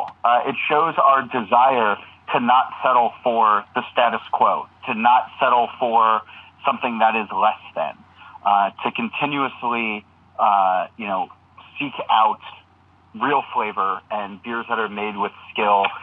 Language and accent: English; New Jersey, United States; I grew up in New Jersey